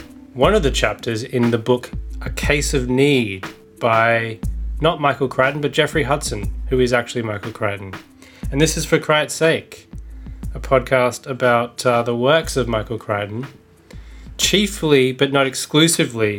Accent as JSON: {"language": "English", "country": "Australia", "said": "my American accent is going to be warped by my innate Australianness"}